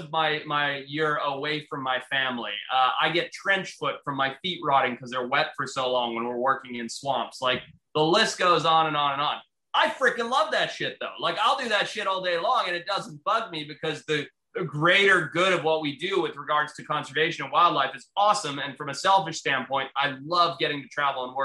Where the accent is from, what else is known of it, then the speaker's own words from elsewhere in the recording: Zimbabwe; moved away; where I grew up in Zimbabwe, how my family had to leave the country, how we came here